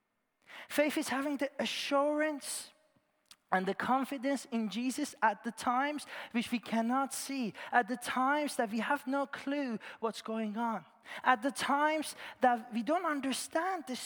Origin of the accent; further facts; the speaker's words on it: Iran; moved away; I was born in Iran and I grew up there